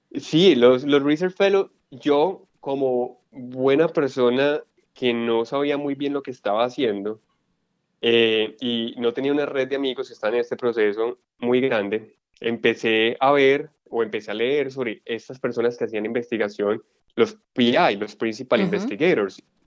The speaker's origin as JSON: {"language": "Spanish", "country": "Colombia", "moved": "as an adult", "said": "yo soy médico colombiano con experiencia en endocrinología"}